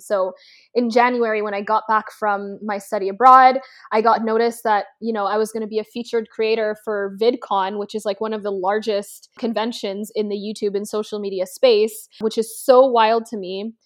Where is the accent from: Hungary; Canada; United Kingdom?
Canada; Toronto, Ontario; moved away as an adult; now in Los Angeles, United States; I was born in Toronto, Canada, representing for any of my Canadians watching, and I, let's see, I mean, I currently live in L A, but I grew up my entire life in Canada